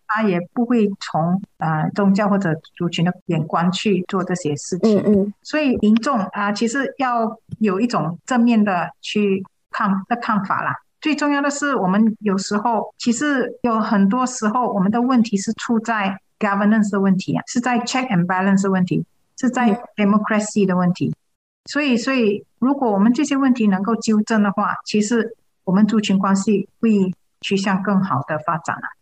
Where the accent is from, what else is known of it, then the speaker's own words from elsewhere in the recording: East Malaysia, Malaysia; moved away as an adult; 我是从东马来的